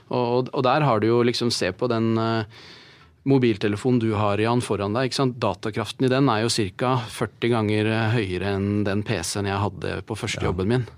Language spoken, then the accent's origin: Norwegian; Norway; vi som nordmenn